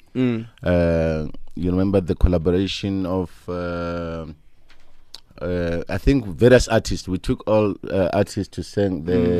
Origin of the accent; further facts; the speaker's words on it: Soweto, Gauteng, South Africa; I think for me, it was a bit of a challenge because of the political situation at the time. We didn't have a good time. It was nice, yes. But I think apartheid actually robbed us our childhood.